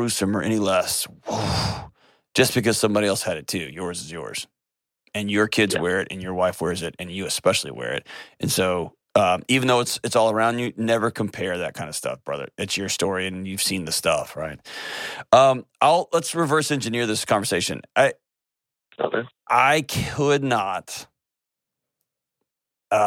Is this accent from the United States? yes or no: yes; Texas, United States